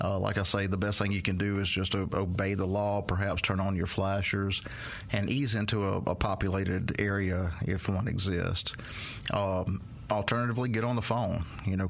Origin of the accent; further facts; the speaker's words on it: Meridian, United States; I'm from Meridian